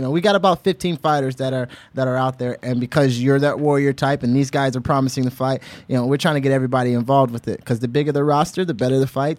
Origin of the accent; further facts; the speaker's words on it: Honolulu, Hawaii, United States; And I grew up in Honolulu, Hawaii, and out there they're not talking much.